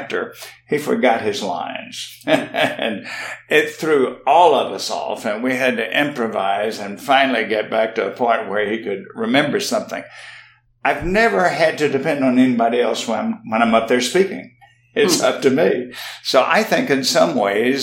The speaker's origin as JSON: {"language": "English", "region": "South Mississippi", "country": "United States", "tie": "born or raised there", "said": "I grew up in South Mississippi, as did my wife"}